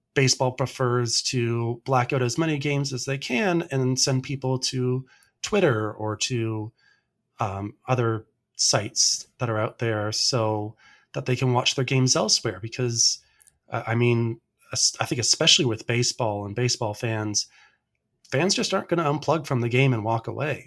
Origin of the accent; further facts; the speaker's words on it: Canada; as a Canadian baseball fan